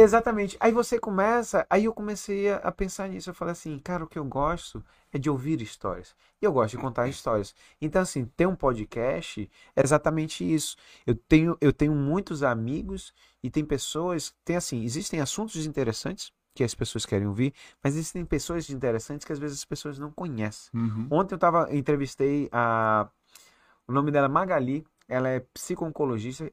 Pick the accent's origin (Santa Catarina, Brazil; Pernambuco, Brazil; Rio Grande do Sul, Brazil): Pernambuco, Brazil; Recife; also born or lived in Salvador, Bahia / Toronto; now in Manaus, Brazil; nasci em, em, Salvador, criei em Recife, e Recife eu vivia de bermuda, sandália